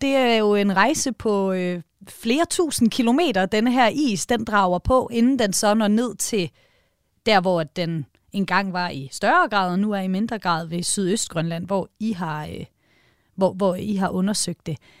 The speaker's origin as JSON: {"language": "Danish", "country": "Denmark"}